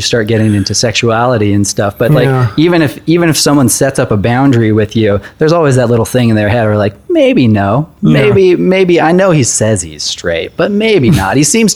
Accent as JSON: {"language": "English", "region": "California", "country": "United States", "tie": "born or raised there", "also_born_or_lived": "Portland", "moved": "yes", "lives_now": "New York, United States", "said": "we grew up in California, went to a private school, white male"}